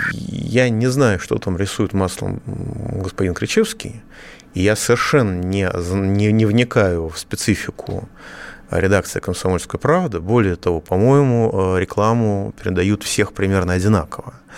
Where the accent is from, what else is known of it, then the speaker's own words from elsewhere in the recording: Moscow, Russia; я, как москвич